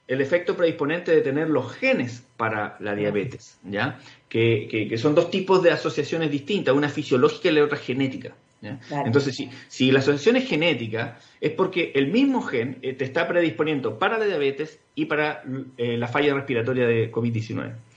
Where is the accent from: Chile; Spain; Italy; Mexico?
Chile